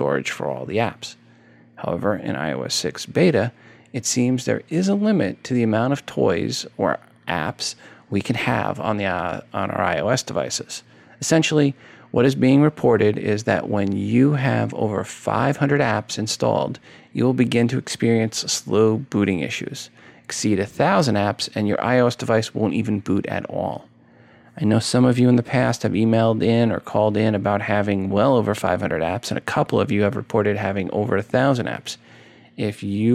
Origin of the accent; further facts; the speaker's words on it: New York, United States; moved away; I'm from New York originally